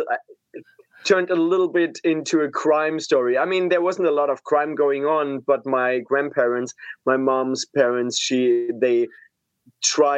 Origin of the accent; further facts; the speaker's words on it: Pforzheim, Baden-Württemberg, Germany; I'm originally from Germany. So I was born in Pforzheim, which is close to Stuttgart in the south of Germany.